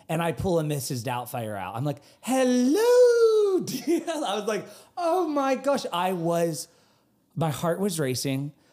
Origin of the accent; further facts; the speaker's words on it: United Kingdom; The girls fall in love with me because I'm this Brit that, you know, in Concord, North Carolina.